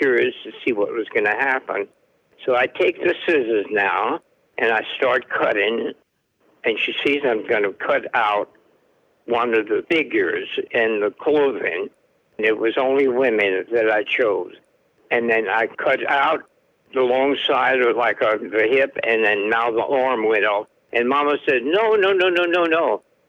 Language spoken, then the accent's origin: English; Gueydan, Louisiana, United States; now in Arkansas, United States; I was born in Gaydon, G-U-E-Y-D-A-N, Gaydon, Louisiana. I'm a Cajun.